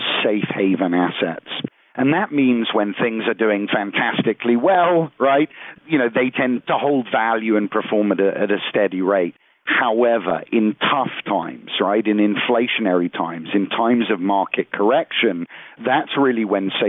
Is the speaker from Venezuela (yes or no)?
no; United Kingdom; now in United States; I'm originally from the United Kingdom.